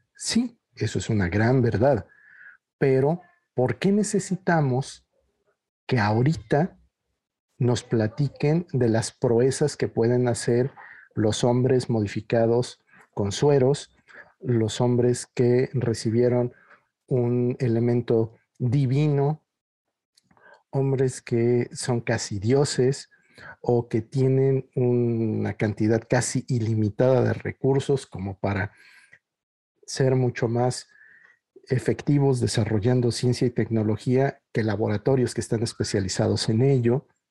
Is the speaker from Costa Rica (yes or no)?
no; Mexico; en México no sabemos aquello de lo que somos capaces de hacer